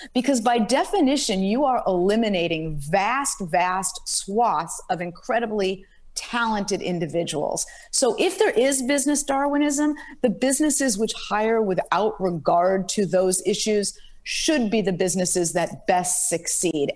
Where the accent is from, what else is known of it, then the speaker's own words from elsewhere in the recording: Los Angeles, California, United States; also born or lived in Berkeley, California; I'm from Los Angeles, grew up in Los Angeles